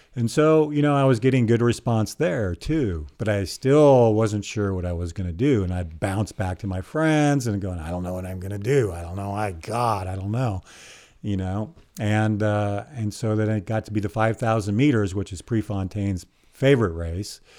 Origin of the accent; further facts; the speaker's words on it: Eugene, Oregon, United States; I grew up here in Eugene, and I was a distance runner at North Eugene High School